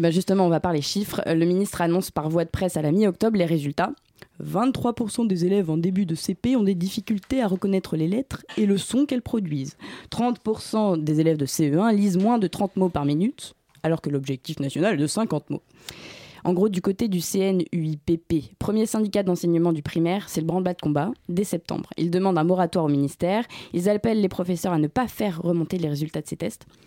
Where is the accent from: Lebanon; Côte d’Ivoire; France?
France; Brittany; je viens de Bretagne